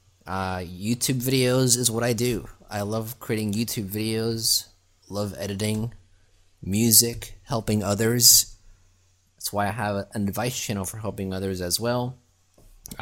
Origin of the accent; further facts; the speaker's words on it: Germany; now in Florida, United States; I grew up in Germany, currently live in Florida